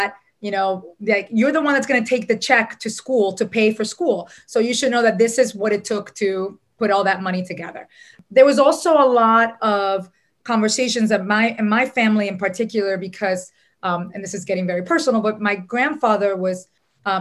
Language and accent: English; Dominican Republic; moved away; also born or lived in New York City; I was born in New York City, but raised in the Dominican Republic